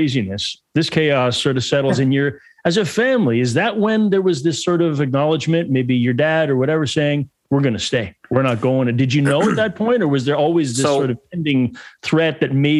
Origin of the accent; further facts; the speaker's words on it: Montreal, Quebec, Canada; also born or lived in Ottawa; I was born in Montreal, lived here my whole life, except for one infamous year where we moved to Ottawa because of an opportunity my dad had.